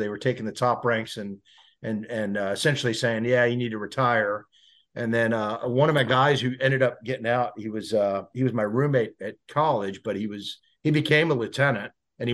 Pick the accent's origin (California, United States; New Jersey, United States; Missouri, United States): New Jersey, United States; moved away as an adult; also born or lived in Prescott, Arizona / Virginia; I was born and raised in Jersey. New Jersey.